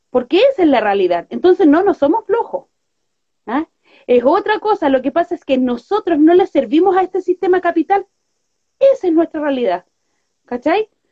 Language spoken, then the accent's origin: Spanish; Santiago, Santiago Metropolitan Region, Chile; Nosotros somos, de acá de Villa Francia. Nuestra radio es de Villa Francia